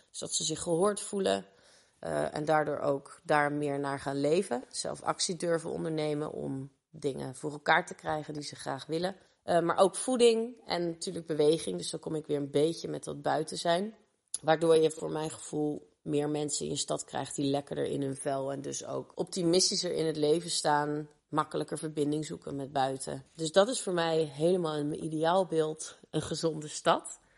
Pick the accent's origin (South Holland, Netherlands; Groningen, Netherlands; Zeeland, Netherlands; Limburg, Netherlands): South Holland, Netherlands; Rotterdam; geboren en getogen in Rotterdam, in Kralingen